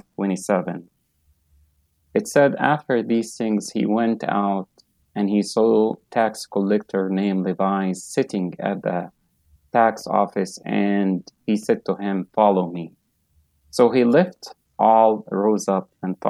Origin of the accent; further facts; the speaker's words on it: Asyut, Asyut Governorate, Egypt; moved away as an adult; also born or lived in Canada; now in United States; I was born in Egypt, grew up in Coptic Orthodox Church. I used to go to Sunday school. Then I become a servant in my church, St. George Orthodox Church in Upper Egypt, in a city called Asyut